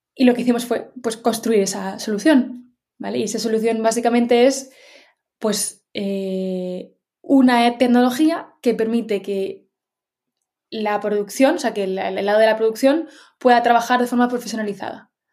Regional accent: Madrid, Community of Madrid, Spain; Yo soy de Madrid

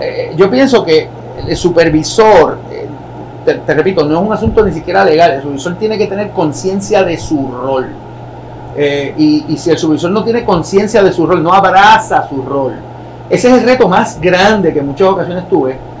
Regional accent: San Sebastián, Puerto Rico; moved away as an adult; yo vengo de San Sebastián

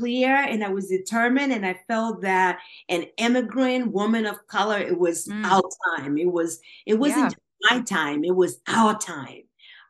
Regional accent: New York City, New York, United States; also born or lived in Dominican Republic; So I grew up in the South Bronx in New York City. And, you know, so now I'm really a real Dominican York.

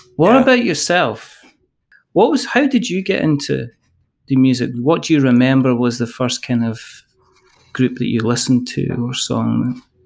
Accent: Scotland, United Kingdom; I am a Scottish person.

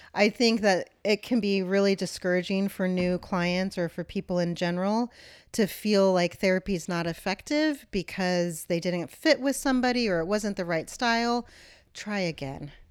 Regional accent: Kansas, United States; I was born in Kansas

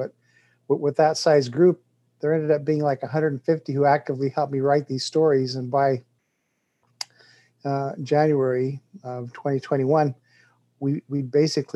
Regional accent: Colorado, United States; also born or lived in Utah; now in Louisville, United States; I'm 60 years old, live in Louisville, Kentucky, but I grew up in Colorado

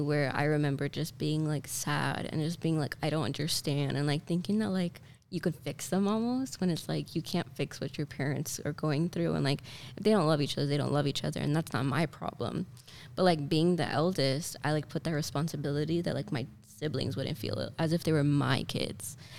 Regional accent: Miami, Florida, United States; I was born and raised in Miami. My family lives here

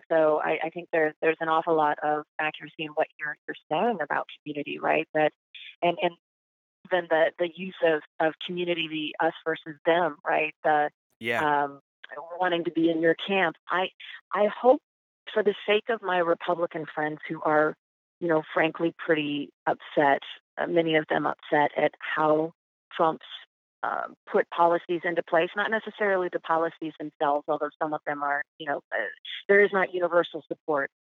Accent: Canada; I can't do French, but I'm definitely Canadian when I travel abroad.

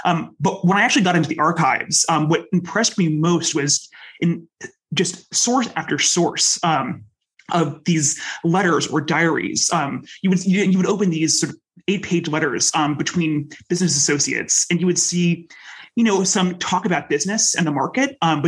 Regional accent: United States; accent: American; also born or lived in United Kingdom; I'm American, of course, you can hear from my accent, but I grew up in the UK as well.

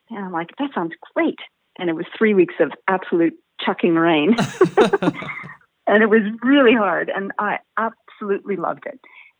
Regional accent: Winnipeg, Manitoba, Canada; born or raised there; moved away as an adult; also born or lived in Derby, England; now in Australia

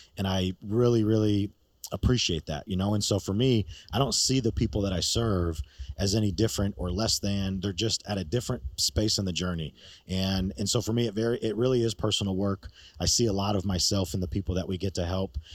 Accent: New York, United States; moved away; I'm from New York originally.

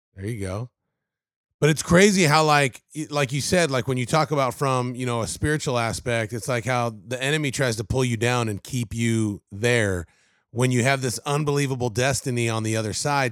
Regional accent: Covina, California, United States; moved away as an adult; now in Tennessee, United States; I grew up in Covina. I went to South Hills High School in West Covina

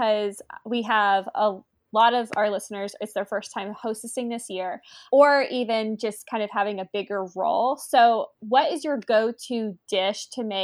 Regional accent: Augusta, Georgia, United States; we're both from Augusta

